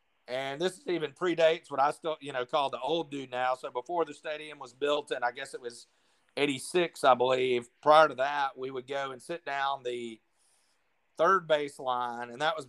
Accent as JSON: {"language": "English", "town": "Jackson", "region": "Mississippi", "country": "United States", "tie": "born or raised there", "said": "they ended up moving back to Mississippi later. So I grew up in Jackson as a state fan."}